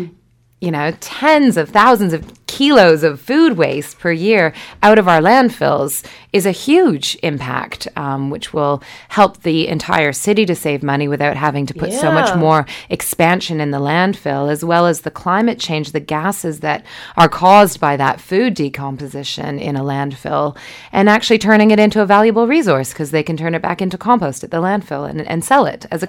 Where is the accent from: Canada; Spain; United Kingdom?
Canada; now in Wellington, New Zealand; Canada. Yeah.